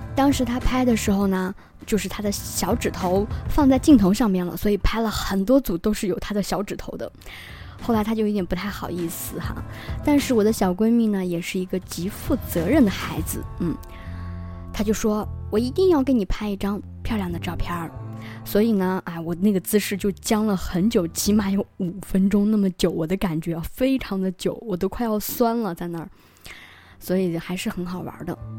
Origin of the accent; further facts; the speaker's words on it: northern China, China; moved away; 我是一个北方人